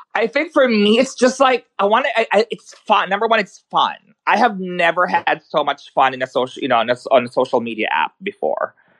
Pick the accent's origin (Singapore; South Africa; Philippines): Philippines; Manila, Metro Manila; English is a second language; also born or lived in New York; now in Sweden; I was born in the Philippines, so I grew up there, um, in Manila.